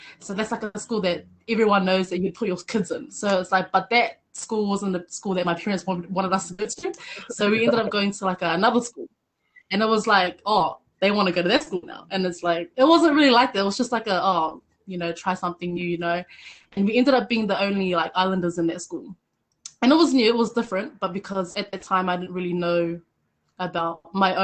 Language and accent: English; Blenheim, Marlborough, New Zealand; I grew up in like a predominantly white society